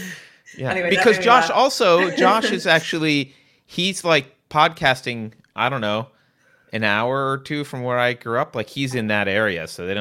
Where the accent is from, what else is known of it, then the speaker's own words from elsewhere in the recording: New York, United States; moved away; I grew up on the East Coast in the North